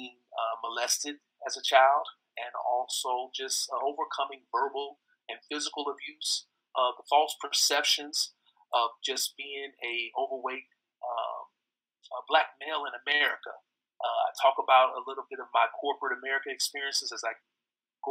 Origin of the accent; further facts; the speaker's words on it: Fort Wayne, Indiana, United States; moved away as an adult; now in Nashville, United States; born and raised in Fort Wayne, Indiana, the same hometown as my brother Jermichael